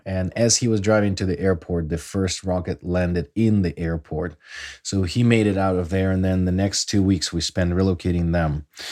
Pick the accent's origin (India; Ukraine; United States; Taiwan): Ukraine; Kharkiv, Kharkiv Oblast; my hometown, Kharkiv